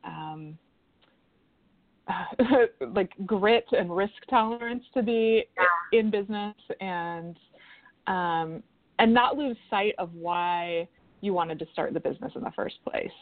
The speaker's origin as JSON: {"language": "English", "region": "West Coast", "country": "United States", "lives_now": "Oregon, United States", "said": "we're both originally from the West Coast"}